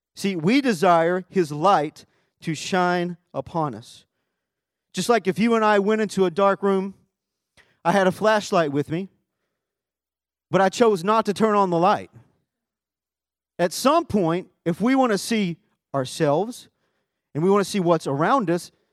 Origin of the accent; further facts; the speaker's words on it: Arkansas, United States; now in Texas, United States; my home is Texas, but my family home is in Arkansas.